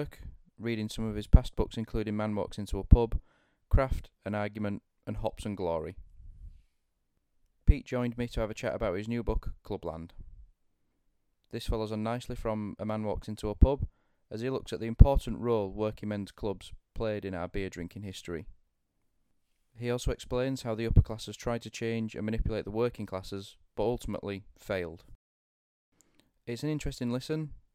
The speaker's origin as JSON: {"language": "English", "region": "Yorkshire and the Humber", "country": "United Kingdom", "said": "I love being a Yorkshireman"}